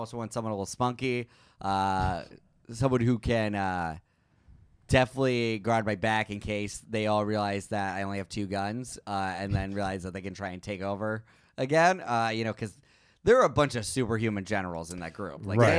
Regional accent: Germany; now in United States; In Germany, in farmlands.

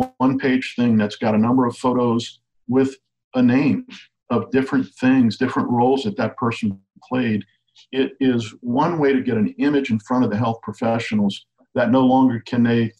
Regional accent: Cajun, Louisiana, United States; I'm a Cajun storyteller

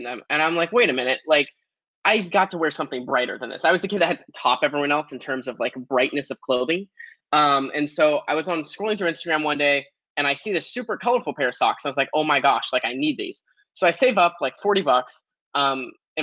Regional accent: Portland, Oregon, United States; I grew up in Portland, Oregon

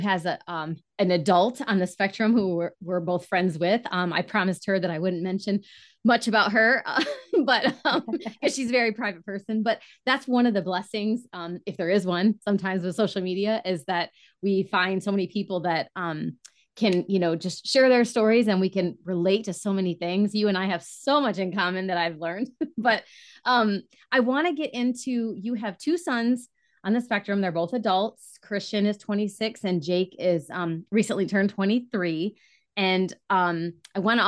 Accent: Michigan, United States; I'm from Michigan

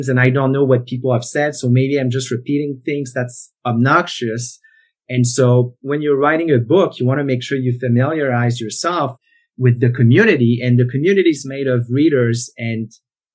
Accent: Canada; first language French; English is a second language; I grew up in the French-speaking part of Canada

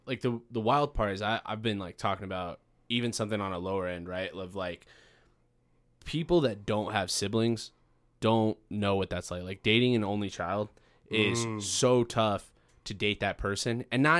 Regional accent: Farmington, New Mexico, United States; I'm from Farmington, New Mexico.

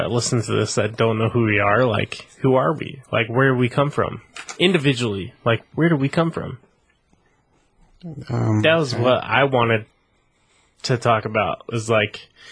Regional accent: South Carolina, United States; moved away; also born or lived in West Virginia; Come from the East Coast. South Carolina. Born in West Virginia. But yeah, I was only there like a year, so. South Carolina

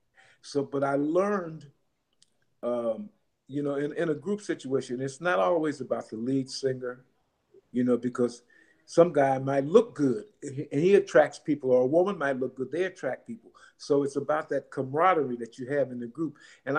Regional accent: Dallas, Texas, United States; born there; I was born in Dallas, and we were doing a concert there at one of the big arenas

